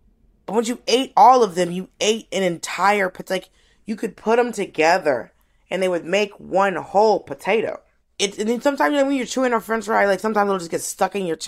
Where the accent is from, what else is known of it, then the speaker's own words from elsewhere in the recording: Miami, Florida, United States; also born or lived in Atlanta; You know, I was born in Miami and we lived there. Like I was born and raised, mm-hmm. I was born in Miami, I was raised in Atlanta, Miami.